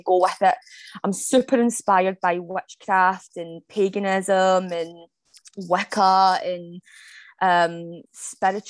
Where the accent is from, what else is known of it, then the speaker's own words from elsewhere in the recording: Scotland, United Kingdom; I am from Scotland. So I'm a Scottish-based author.